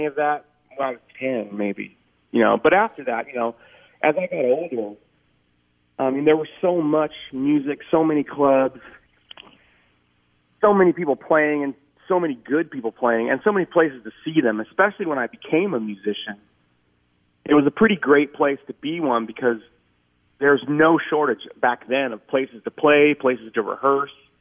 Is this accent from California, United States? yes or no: yes; Oakland, California, United States; also born or lived in Boston; I grew up in Oakland.